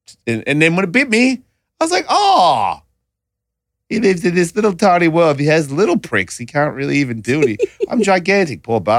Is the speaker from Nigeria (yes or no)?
no; Australia; I'm from Australia.